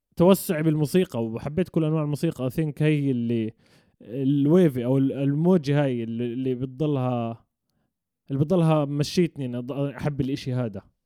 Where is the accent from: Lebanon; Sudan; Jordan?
Jordan; كشعب اردني احنا بنعرف نقلد اللهجه المصريه بس هم ما بيعرفوا شو اللهجه تبعتنا